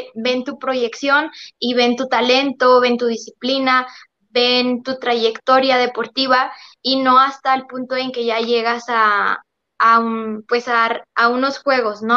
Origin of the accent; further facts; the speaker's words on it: Monterrey, Nuevo León, Mexico; yo soy originaria de Monterrey